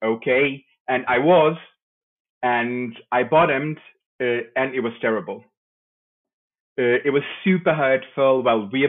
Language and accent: English; Lisbon, Portugal; also born or lived in Madeira; I was born in Madeira. As you said, I came very young. I grew up in the Lisbon outskirts.